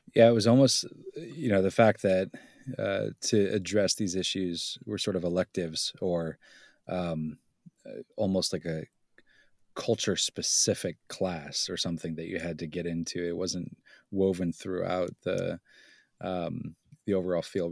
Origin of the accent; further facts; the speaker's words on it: Southern California, United States; moved away; also born or lived in Pennsylvania; I grew up in Southern California as a kid, and it was kind of a cosmopolitan, uh, experience